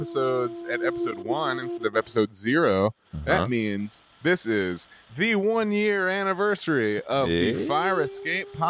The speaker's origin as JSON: {"language": "English", "region": "Alabama", "country": "United States", "moved": "yes", "lives_now": "New York City, United States", "said": "We are two dudes from Alabama"}